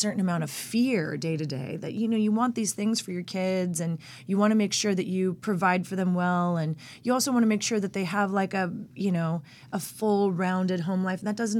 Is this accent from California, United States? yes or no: yes; Norco, California, United States; also born or lived in Long Beach; Well, I was born in Long Beach. Born in Long Beach, grew up in Norco, California.